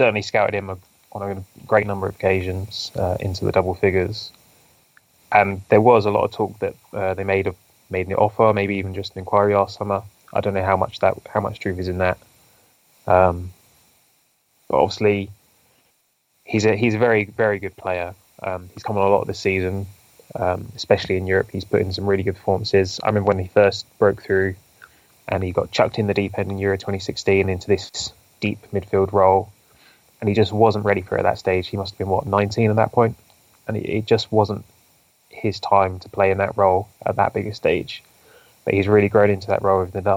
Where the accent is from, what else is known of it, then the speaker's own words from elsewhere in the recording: Maidenhead, South East England, United Kingdom; my hometown is Maidenhead